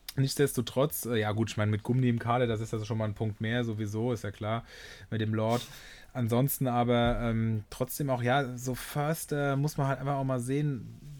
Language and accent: German; Rhineland-Palatinate, Germany; ich komme aus Rheinland-Pfalz